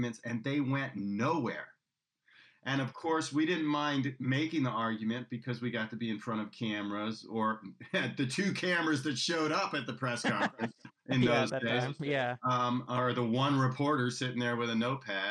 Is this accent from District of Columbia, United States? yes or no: yes; Washington, District of Columbia, United States; now in California, United States; my hometown where I grew up, Washington, D.C. area